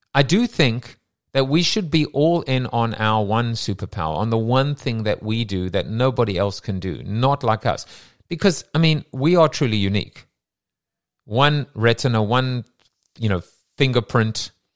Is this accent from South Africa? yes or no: yes; South Africa; moved away; we're both from South Africa